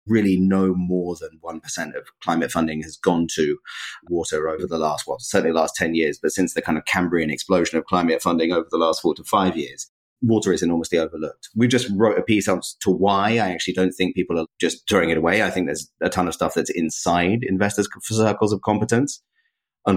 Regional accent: London, United Kingdom; I'm from London.

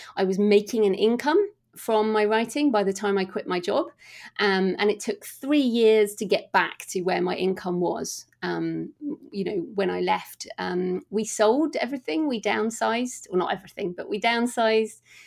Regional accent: United Kingdom; we're all British here

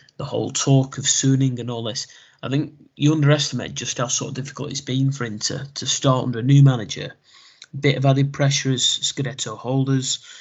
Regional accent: England, United Kingdom; as an English football fan

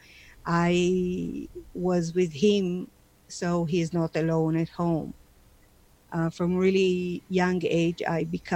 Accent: Israel; moved away as an adult; now in Calgary, Canada; I was born in Israel, and I'm the youngest of three children

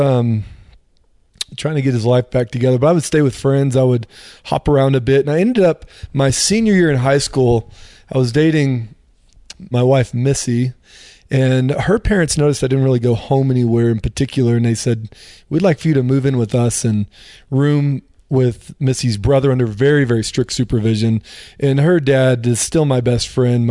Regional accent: Dallas, Texas, United States; moved away; also born or lived in Florida; I grew up in the Dallas-Fort Worth area and, had the typical Christian upbringing

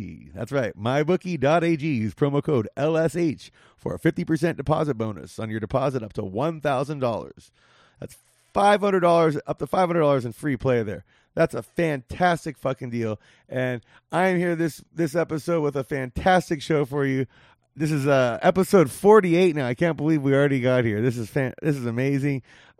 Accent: Whittier, California, United States; moved away as an adult; now in Las Vegas, United States; I'm originally from the 562 part. I'm from the from Whittier, like the gateway cities.

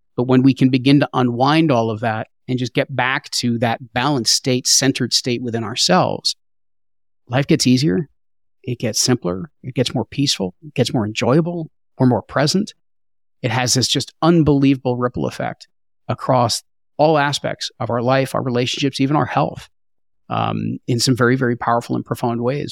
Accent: New Jersey, United States; I grew up in New Jersey

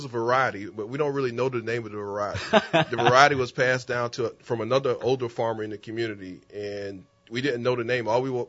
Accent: Paxville, South Carolina, United States; now in New Orleans, United States; I'm a country kid from South Carolina, Paxville. I grew up in Paxville. I went to school in Manning. I was raised on a family farm.

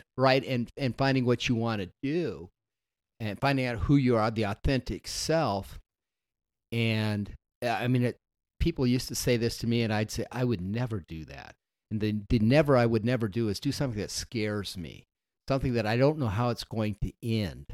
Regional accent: Las Vegas, Nevada, United States; moved away; I grew up in Las Vegas, Nevada

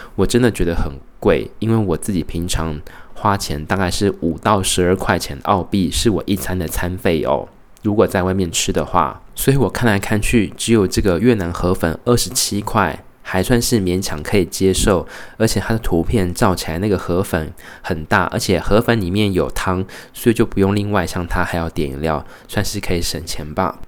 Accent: Taiwan; now in Brisbane, Australia; 觉得身为台湾人，一定要礼尚往来

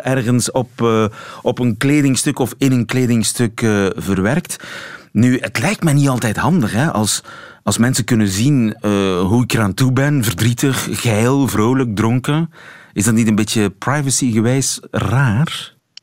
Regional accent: Belgium; zijn wij Belgen

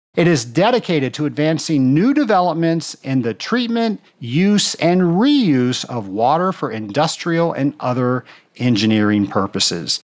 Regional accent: Atlanta, Georgia, United States; my hometown in Atlanta, Georgia

